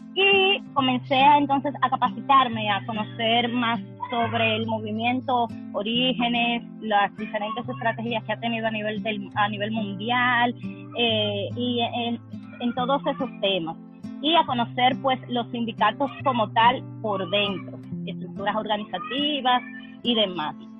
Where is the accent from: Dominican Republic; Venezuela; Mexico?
Dominican Republic; Distrito Nacional; also born or lived in Santo Domingo (capital); de República Dominicana, específicamente de un sector de una de las provincias de Santo Domingo